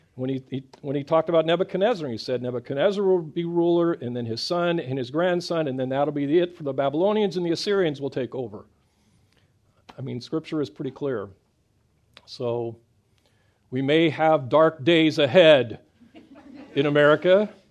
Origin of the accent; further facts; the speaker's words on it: Midwest, United States; I grew up in the Midwest